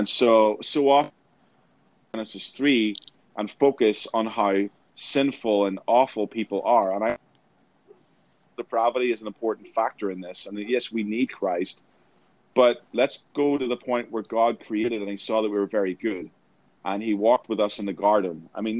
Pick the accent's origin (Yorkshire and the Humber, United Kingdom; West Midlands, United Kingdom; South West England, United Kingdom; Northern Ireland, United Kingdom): Northern Ireland, United Kingdom; growing up in Northern Ireland, I experienced a lot of open air preaching.